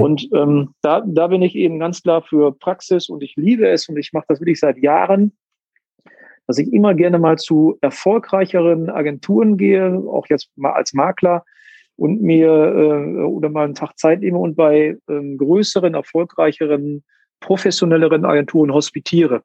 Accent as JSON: {"language": "German", "town": "Münster", "region": "North Rhine-Westphalia", "country": "Germany", "tie": "born or raised there", "said": "geboren ähm, und ähm, bin in Münster aufgewachsen. Ja, ich bin Münsteraner Gewächs"}